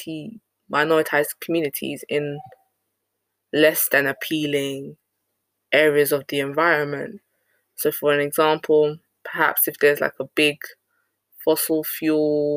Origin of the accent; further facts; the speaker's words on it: United Kingdom; as a Ghanaian woman, even though I'm born and raised in Britain